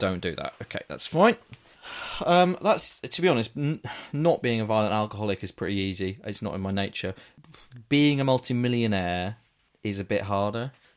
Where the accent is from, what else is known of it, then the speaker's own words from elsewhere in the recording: England, United Kingdom; I'm, I'm from England